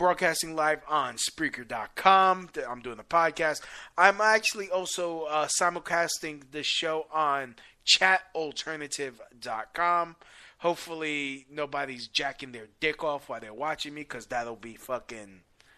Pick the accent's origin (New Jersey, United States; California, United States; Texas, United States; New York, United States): New York, United States; New York City; I'm a New Yorker, born and raised New Yorker. I love New York City